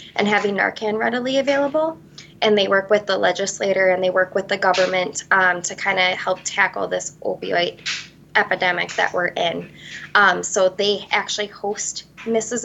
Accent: Vesper, Wisconsin, United States; I am originally from Vesper, Wisconsin.

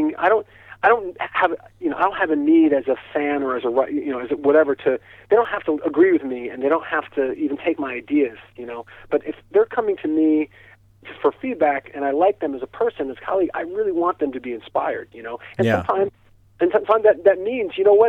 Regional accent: East Hampton, New York, United States; moved away; I grew up in East Hampton, and it's the place that's known to most people as the Hamptons

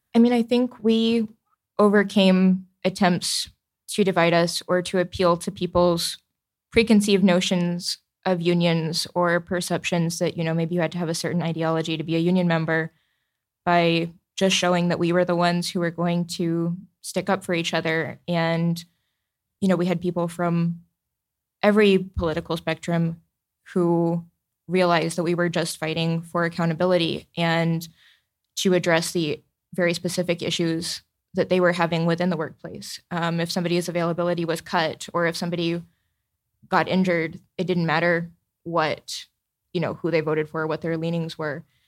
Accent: the South, United States; as a Southerner

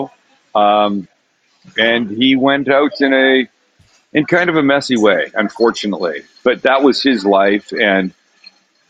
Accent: Vancouver, British Columbia, Canada; now in United States; Vancouver, Canada

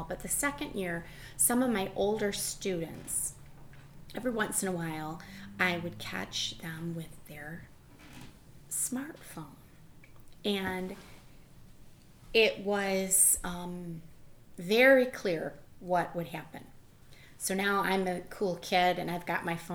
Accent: Michigan, United States; I'm from Michigan

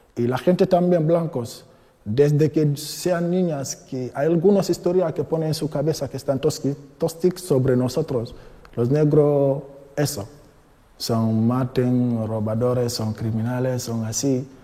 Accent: Guinea; Spanish is a second language; moved away as an adult; now in Madrid, Spain; Vengo de Guinea-Conakry. Eh, llevo España de cinco años aquí en España, en Madrid

